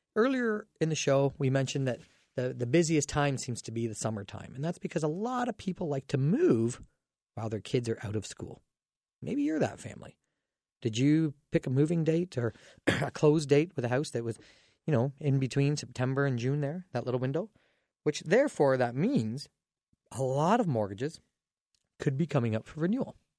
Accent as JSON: {"language": "English", "town": "Dorchester", "region": "Ontario", "country": "Canada", "tie": "born or raised there", "said": "my hometown Dorchester"}